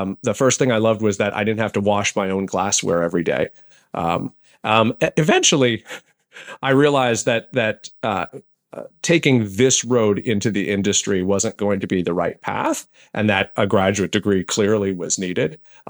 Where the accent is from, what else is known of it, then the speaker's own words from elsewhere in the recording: Allentown, Pennsylvania, United States; Growing up in Allentown, I knew Air Products and Chemicals that had an engineering bent.